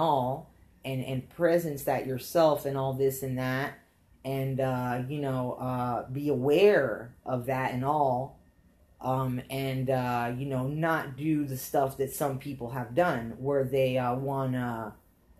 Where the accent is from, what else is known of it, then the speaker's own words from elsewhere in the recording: Alabama, United States; listen, bro, we're from Alabama. We moved down here. I'm American, okay?